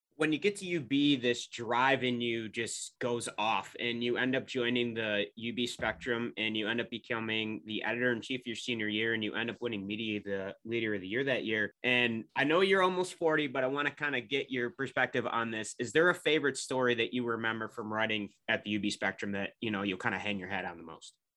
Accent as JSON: {"language": "English", "town": "Rochester", "region": "New York", "country": "United States", "said": "I'm from Rochester area"}